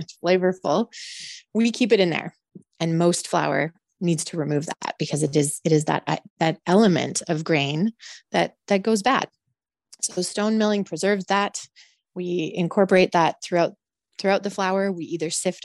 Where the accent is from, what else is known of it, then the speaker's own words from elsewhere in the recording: Calgary, Alberta, Canada; I grew up in the prairies. I grew up very connected to the agricultural community, even though I am from Calgary